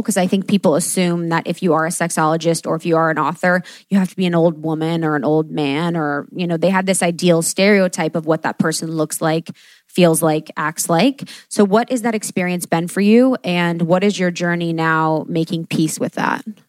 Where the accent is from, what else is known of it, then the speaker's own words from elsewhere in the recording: Ohio, United States; I am the girl from Ohio that grew up Catholic